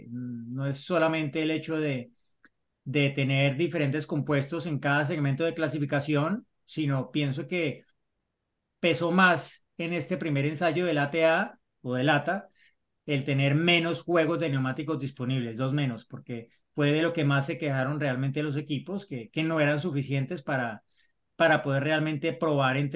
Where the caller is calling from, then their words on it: Mexico City, Mexico; Hola, formuleros … de la Ciudad de México.